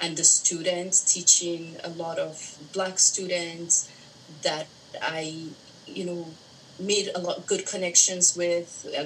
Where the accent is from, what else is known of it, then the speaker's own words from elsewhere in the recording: Nigeria; moved away as an adult; now in Los Angeles, United States; I'm originally from Nigeria.